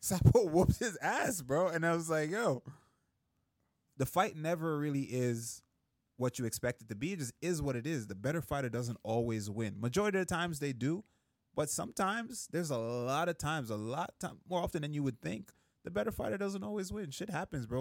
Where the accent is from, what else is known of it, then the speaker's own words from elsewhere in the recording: Jamaica; moved away; I grew up in Jamaica